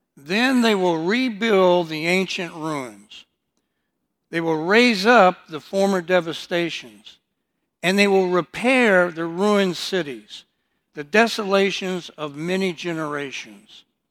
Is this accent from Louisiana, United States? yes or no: no; Detroit, Michigan, United States; also born or lived in Houston, Texas; I was born in Houston, but, uh, my mother then decided to move me and my older sister to Detroit, Michigan